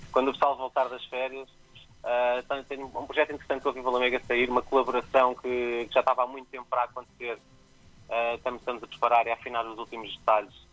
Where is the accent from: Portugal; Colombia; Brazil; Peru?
Portugal; Cascais, Lisbon; eu sou de Cascais, eu, tô, eu tô, vivo e trabalho em Cascais